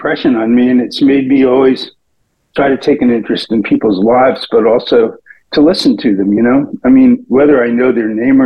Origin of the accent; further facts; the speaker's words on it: Providence, Rhode Island, United States; I am from Providence, Rhode Island. And I lived in three different places in Rhode Island growing up, but I was born in Providence.